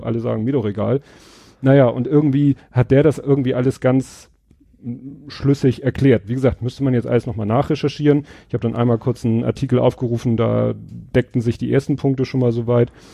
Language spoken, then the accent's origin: German; Hamburg, Germany; Als Hamburger